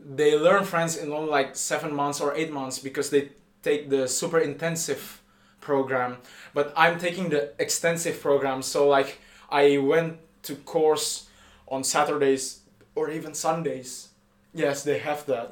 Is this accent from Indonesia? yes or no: yes; Indonesia; moved away as an adult; now in Paris, France; I am from Indonesia.